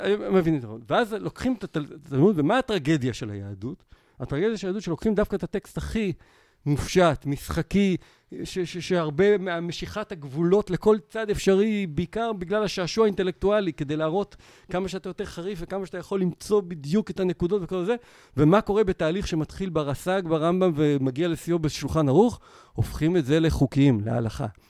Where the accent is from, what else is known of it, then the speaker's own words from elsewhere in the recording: Israel; אני ישראלי פוסט-יהודי